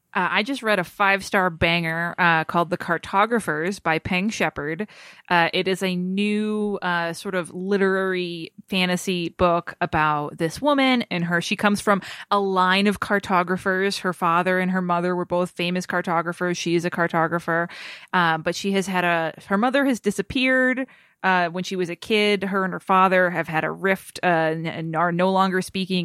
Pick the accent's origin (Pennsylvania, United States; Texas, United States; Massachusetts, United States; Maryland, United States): Massachusetts, United States; as a kid growing up in Massachusetts